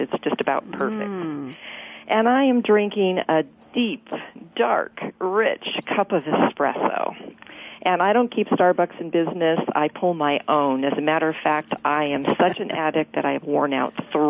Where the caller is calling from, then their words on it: Santa Cruz, California, United States; I'm in Santa Cruz, California.